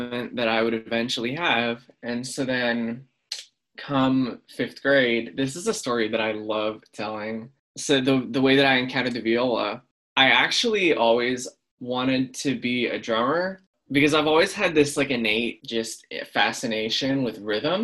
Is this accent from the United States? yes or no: yes; Hilliard, Ohio, United States; I'm from Hilliard, Ohio